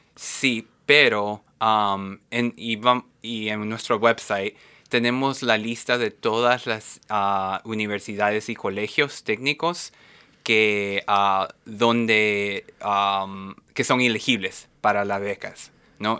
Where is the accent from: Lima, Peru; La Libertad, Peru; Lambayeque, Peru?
Lima, Peru; moved away as an adult; now in Seattle, United States; originalmente soy peruano, ah, de Lima, Perú